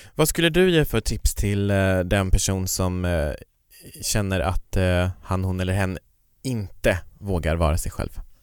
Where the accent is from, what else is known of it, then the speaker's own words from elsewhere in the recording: Kiruna, Norrbotten County, Sweden; moved away; När jag var i Kiruna på Kiruna Pride, där jag kommer ifrån